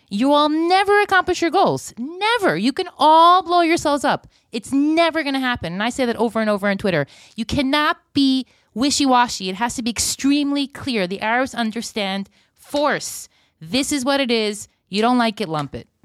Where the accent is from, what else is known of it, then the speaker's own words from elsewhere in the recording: United States; moved away; I'm half an American. I was born there